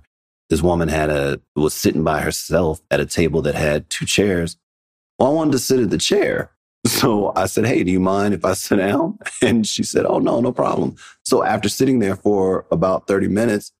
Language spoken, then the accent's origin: English; Chicago, Illinois, United States; moved away as an adult; also born or lived in New York; I'm originally from Chicago